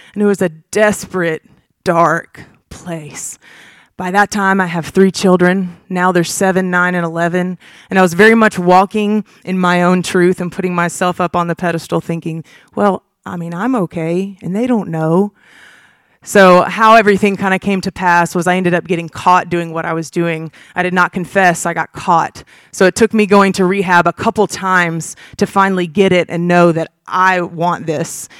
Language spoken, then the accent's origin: English; Huntsville, Alabama, United States; I was born and raised in Huntsville, Alabama